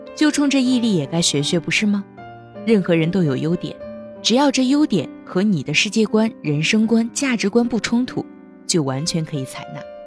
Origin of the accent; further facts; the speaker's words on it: northern China, China; 我是北方人，以前口味偏重，好吃肉